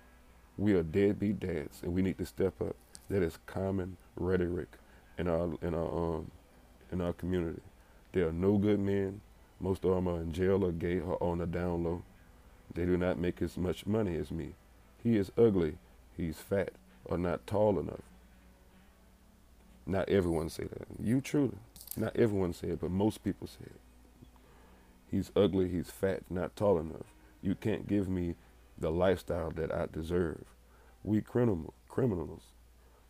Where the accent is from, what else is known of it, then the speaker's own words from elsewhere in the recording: Baton Rouge, Louisiana, United States; I'm from Baton Rouge